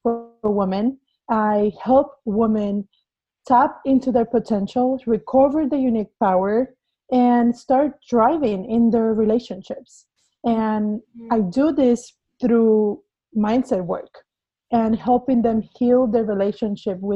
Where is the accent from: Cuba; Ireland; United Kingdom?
Cuba; English is a second language; moved away as an adult; now in United States; I was born in Cuba. Mm-hmm. I am not original from the US. And I came here 8 years ago. So I had to go through a whole process of learning English